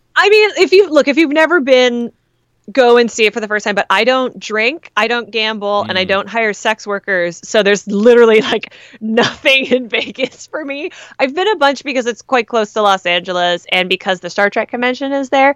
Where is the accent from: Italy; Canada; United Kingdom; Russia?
Canada; now in United States; As a Canadian